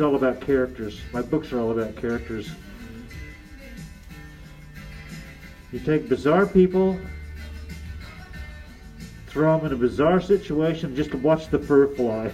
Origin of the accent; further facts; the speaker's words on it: Santa Barbara, California, United States; moved away; I grew up in Santa Barbara